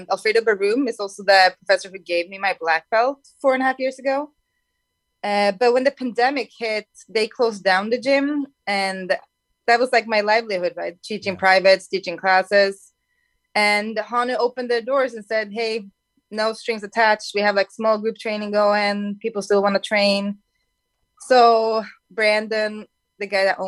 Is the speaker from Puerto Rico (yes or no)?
no; Sweden; moved away as an adult; now in California, United States; my home country